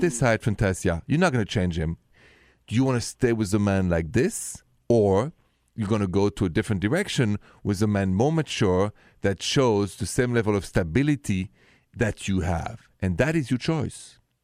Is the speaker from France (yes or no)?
yes; France; accent: thick French; English is a second language; moved away; also born or lived in Ohio; I know it's a thick French accent.